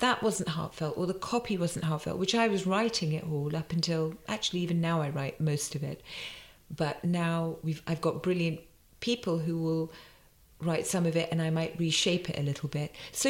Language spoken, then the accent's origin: English; England, United Kingdom; born there; Yeah, and you know, I'm born in England. I'm Indian and I'm so proud of that and it informs everything we do. But I'm born here, so to invest in building the brand here is super important